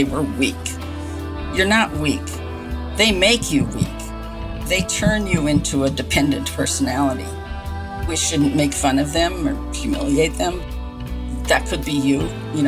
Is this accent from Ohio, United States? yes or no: no; Milwaukee, Wisconsin, United States; moved away as an adult; also born or lived in France; I was born in Milwaukee, Wisconsin. We lived in a pretty lower middle class, working class neighborhood.